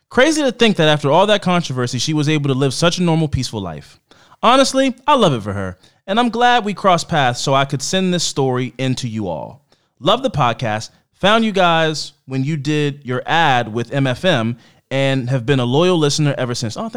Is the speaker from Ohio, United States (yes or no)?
yes; Ohio, United States; moved away; We were born and raised in Northwest Ohio, but I moved down to Tennessee about 20 years ago, and I try to visit him whenever I get a chance to.